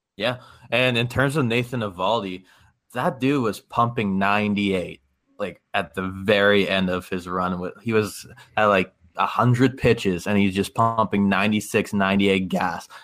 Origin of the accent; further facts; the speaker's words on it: Canada; I'm I'm Canadian.